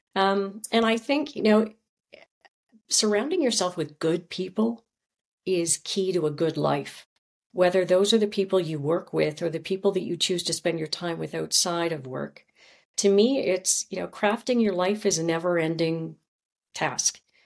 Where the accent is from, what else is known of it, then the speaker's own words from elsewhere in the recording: Chilliwack, British Columbia, Canada; moved away; also born or lived in Thompson, Manitoba; my mother moved my sister and myself, my younger sister, to Chilliwack, B C. And that's where I grew up.